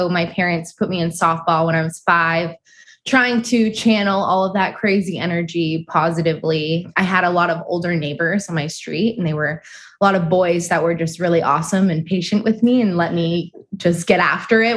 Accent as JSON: {"language": "English", "town": "Moorpark", "region": "California", "country": "United States", "tie": "born or raised there", "said": "I grew up in Ventura County in Moore Park."}